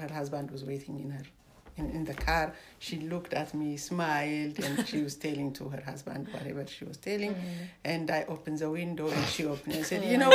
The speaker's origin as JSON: {"language": "English", "country": "Ethiopia", "moved": "yes", "lives_now": "Canada", "said": "originally I'm from Ethiopia"}